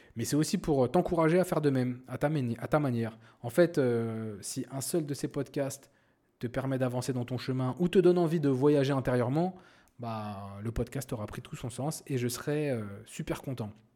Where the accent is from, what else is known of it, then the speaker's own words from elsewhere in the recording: Paris suburbs, Seine-Saint-Denis, Île-de-France, France; moved away as an adult; now in Morocco; Je suis né et j'ai grandi en France, euh, plus précisément euh, en banlieue parisienne dans le 93